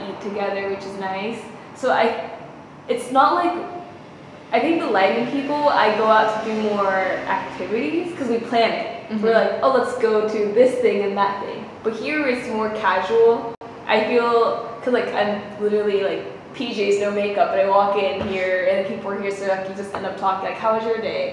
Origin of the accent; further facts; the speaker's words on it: United States; moved away as an adult; also born or lived in Japan; now in Netherlands; I'm more American